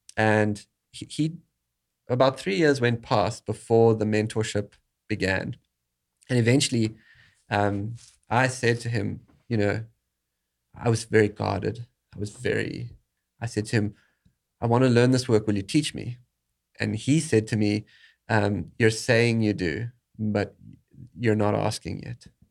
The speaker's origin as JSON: {"language": "English", "country": "South Africa", "tie": "born or raised there", "moved": "yes", "said": "growing up in South Africa"}